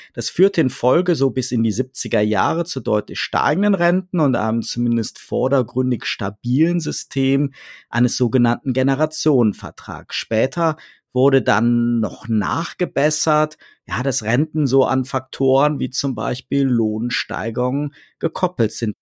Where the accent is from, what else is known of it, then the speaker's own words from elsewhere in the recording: North Rhine-Westphalia, Germany; moved away; ich bin gebürtig aus dem Rheinland